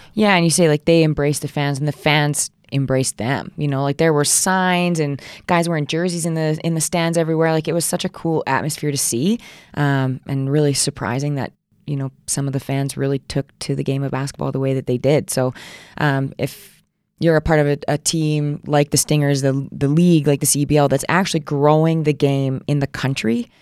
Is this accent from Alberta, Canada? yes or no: yes; Alberta, Canada; also born or lived in Edmonton / Saskatoon; I grew up, like, super small town, about an hour east